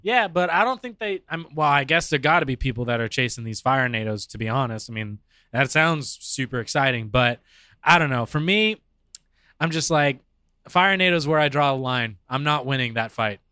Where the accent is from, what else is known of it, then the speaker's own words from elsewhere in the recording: Arizona, United States; I was born and raised here in Arizona